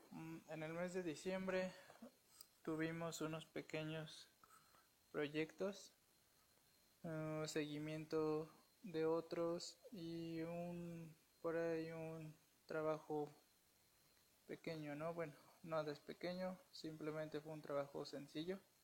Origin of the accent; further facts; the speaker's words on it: Puebla, Mexico; Soy de Puebla, México.